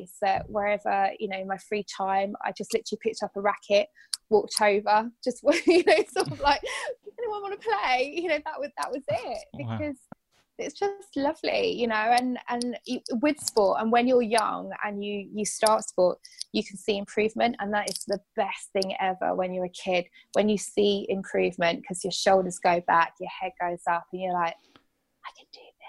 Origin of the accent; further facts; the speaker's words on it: Bedford, East of England, United Kingdom; I'm from Bedford